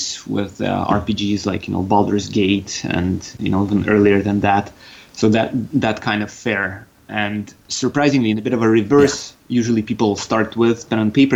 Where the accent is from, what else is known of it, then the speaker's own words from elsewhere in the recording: Russia; accent: Russian; also born or lived in Canada; I do have a bit of a Russian there